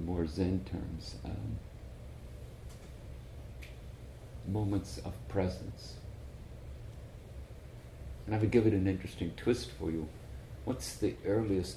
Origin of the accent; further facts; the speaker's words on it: Ireland; I'm from Ireland